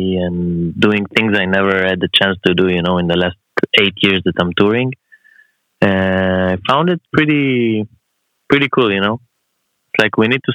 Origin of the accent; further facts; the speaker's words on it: Israel; I'm in Israel, my hometown. Mm-hmm. I live here.